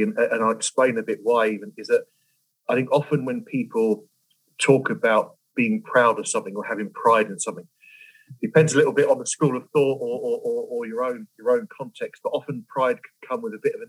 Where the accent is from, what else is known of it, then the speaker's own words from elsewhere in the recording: London, United Kingdom; We grew up in West London and a very multicultural area at the time